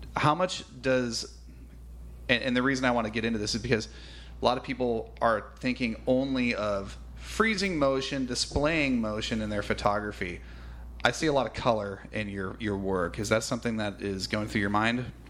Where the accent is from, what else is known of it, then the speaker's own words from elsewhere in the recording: California, United States; I'm from California